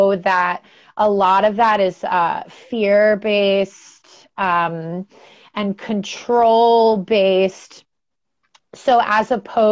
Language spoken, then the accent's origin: English; Albany, New York, United States; moved away as an adult; also born or lived in Los Angeles, United States; now in San Francisco Bay Area, United States; I grew up in Albany, New York.